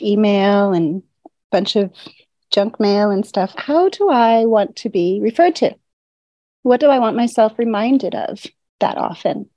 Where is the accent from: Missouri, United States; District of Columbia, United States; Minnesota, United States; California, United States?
Missouri, United States; St. Louis; moved away as an adult; also born or lived in New Orleans; now in Austria; I was born in St. Louis